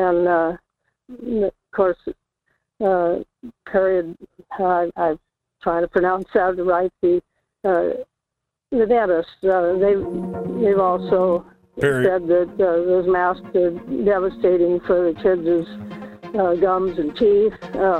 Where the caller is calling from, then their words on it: Kodiak, Alaska, United States; calling from Kodiak.